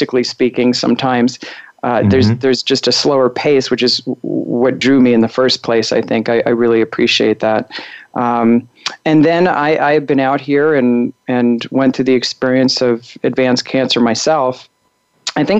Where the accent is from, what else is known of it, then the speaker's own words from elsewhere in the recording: Long Island, New York, United States; moved away as an adult; also born or lived in Chicago, Illinois; now in Colorado, United States; I was born in Chicago and raised in Long Island, New York, and was there until I was, you know, right before college.